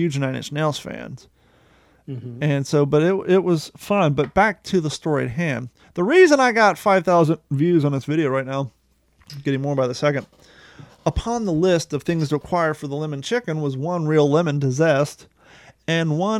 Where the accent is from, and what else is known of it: Grove City, Ohio, United States